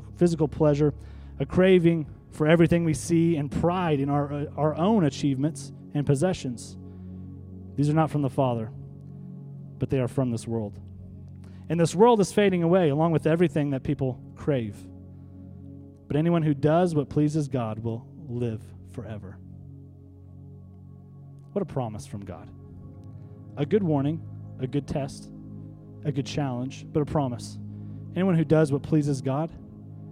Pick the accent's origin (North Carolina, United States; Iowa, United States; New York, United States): Iowa, United States; North; we're from North Iowa